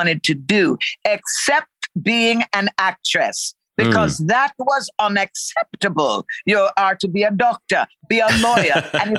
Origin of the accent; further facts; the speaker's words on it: Connecticut, United States; born there; You know, I was born in Connecticut, but, you know, from the islands, very often what happens is parents will decide where you're going to be born.